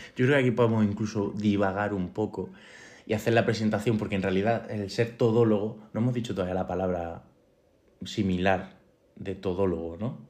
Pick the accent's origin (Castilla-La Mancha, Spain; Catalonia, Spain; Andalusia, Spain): Andalusia, Spain; Córdoba; moved away as an adult; also born or lived in Salamanca; now in Granada, Spain; yo soy de Córdoba